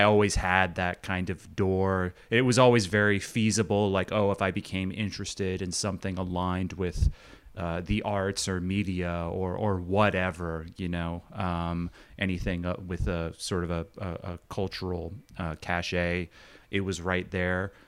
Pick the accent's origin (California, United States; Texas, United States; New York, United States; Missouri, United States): New York, United States; Long Island; born or raised there; moved away as an adult; also born or lived in Queens, New York / Brooklyn, New York